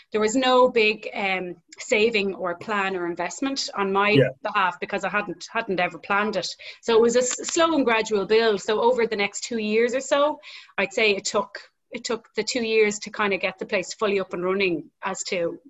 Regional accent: Dublin, Leinster, Ireland; I'm from Dublin

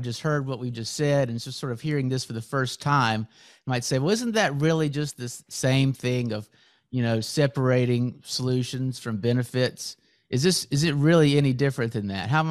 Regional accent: United States; being an American

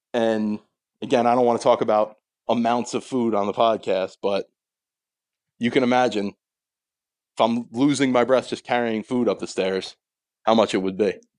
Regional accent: Sayreville, New Jersey, United States; I'm from Sayreville, New Jersey, my whole life, currently live in a neighboring town.

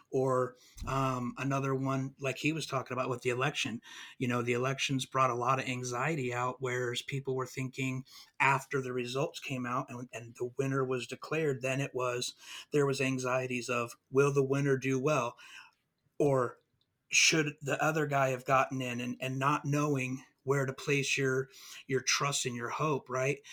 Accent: California, United States; now in Mississippi, United States; I'm from California. We moved out here

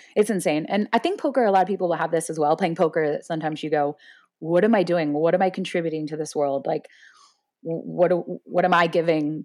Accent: Florida, United States; I grew up in Florida

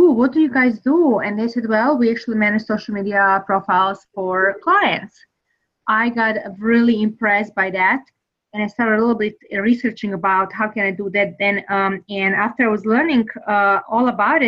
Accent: Serbia; English is a second language; now in United States; I am originally from Serbia, so I really want to know and experience United States. And because I really loved it, I decided to move here

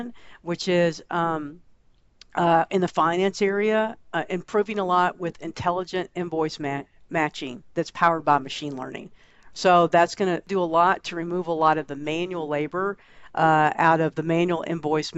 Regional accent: Texas, United States; I'm a Texan and born in the U.S.

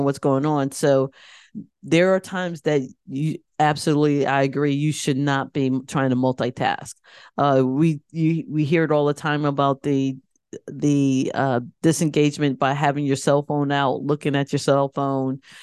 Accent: Connecticut, United States; I grew up in Connecticut

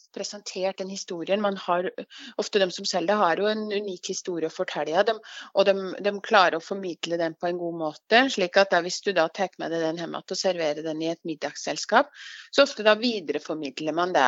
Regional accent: Lillehammer, Innlandet, Norway; Jeg kommer fra Gard, ja. Men jeg bor ikke på Gard. Jeg bor i, bor i, byen.

